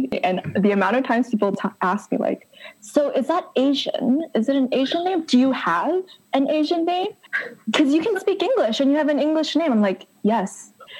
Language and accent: English; Toronto, Ontario, Canada; I'm from Toronto